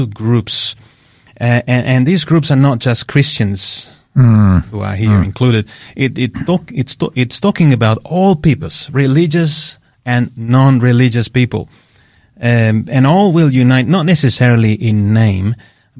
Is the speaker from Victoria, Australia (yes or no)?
no; Queensland, Australia; now in Adelaide, Australia; I come from Queensland, yeah, so we didn't see that, the change of seasons as I see them here